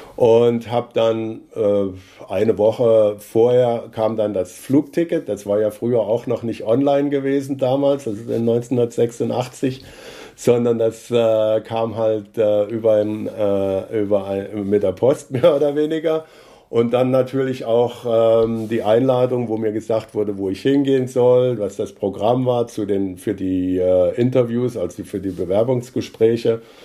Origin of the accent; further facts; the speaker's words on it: near Kassel, Hesse, Germany; moved away as an adult; now in Rosenheim, Germany; Ich bin äh, in der Nähe von Kassel geboren äh, und bin dort auf einem Bauernhof aufgewachsen